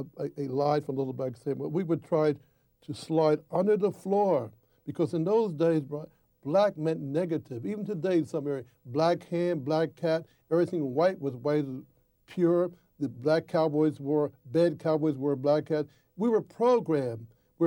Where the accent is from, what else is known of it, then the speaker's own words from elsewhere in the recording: Norristown, Pennsylvania, United States; Thank God I grew up in an integrated community. My street that I grew up in Norristown had Swedes, had Greeks, Irish, Polish people, Jews, the Gentiles, Italians.